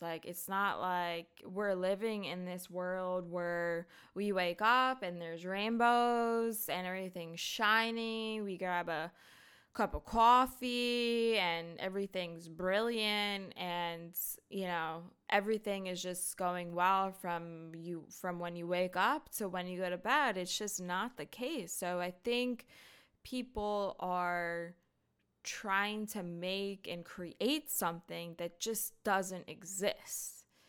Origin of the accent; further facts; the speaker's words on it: North Wales, Pennsylvania, United States; I'm actually not from Philly, I'm from North Wales